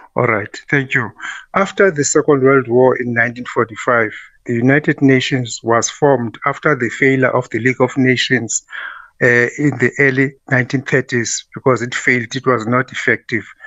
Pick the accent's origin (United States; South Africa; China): South Africa; I'm proud of being a South African